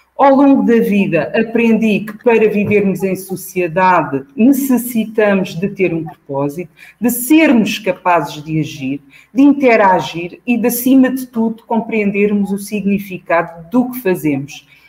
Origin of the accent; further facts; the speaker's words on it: Almada, Setúbal, Portugal; esta escola representava a fronteira entre os alunos dos bairros sociais periféricos de onde eu vim e os alunos de Almada